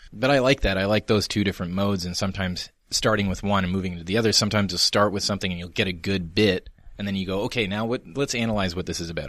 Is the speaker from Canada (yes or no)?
yes; Canada; we're proudly Canadian